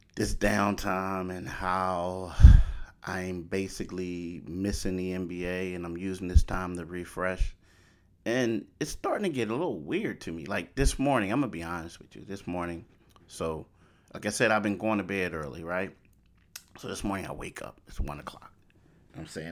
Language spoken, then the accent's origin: English; Philadelphia, Pennsylvania, United States; also born or lived in Pittsburgh; I grew up in Philly.